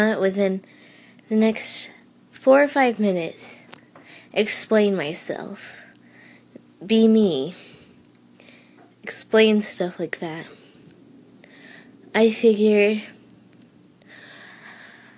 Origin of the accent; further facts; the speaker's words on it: Vermont, United States; I am from Vermont, a really small town